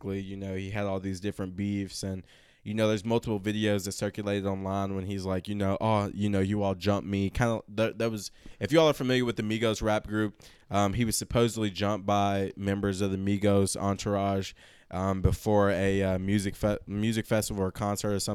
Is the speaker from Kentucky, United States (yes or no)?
yes; Lexington, Kentucky, United States; we're from Lexington, Kentucky, a town that's looked down upon